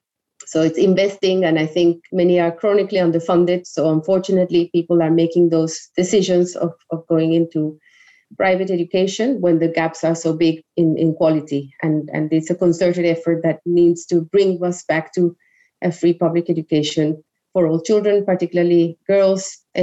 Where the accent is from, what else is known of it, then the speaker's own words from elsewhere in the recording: Colombia; English is a second language; As I said, I learned English. The majority of others in Colombia who wouldn't have access to that don't have that opportunity.